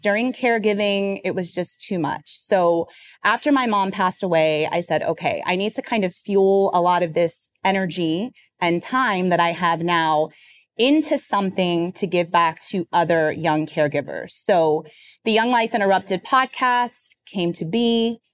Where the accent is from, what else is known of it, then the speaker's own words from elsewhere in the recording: Florida, United States; now in New York City, United States; I'm originally from Florida